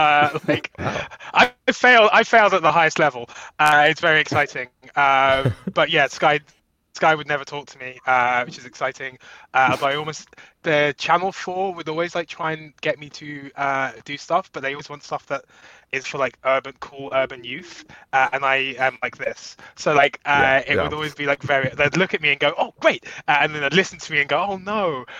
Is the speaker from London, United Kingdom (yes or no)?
yes; London, United Kingdom; moved away as an adult; also born or lived in Jamaica (family); now in Brooklyn, United States; I'm not, as you so hatefully said at the top of the show, from Manchester. I am from Brixton.